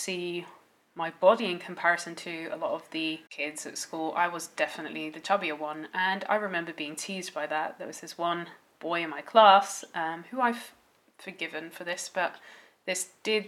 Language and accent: English; Netherlands; as I grew up in the Netherlands